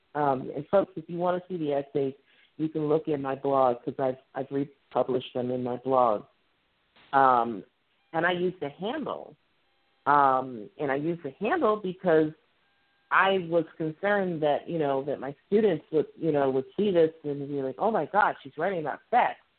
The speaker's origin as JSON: {"language": "English", "region": "Midwest", "country": "United States", "accent": "Midwestern", "said": "my accent. I'm very Midwestern"}